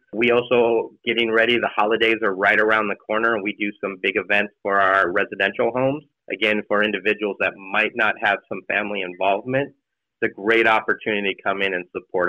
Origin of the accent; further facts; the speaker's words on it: East County, California, United States; I grew up in East County and did not know of HGH.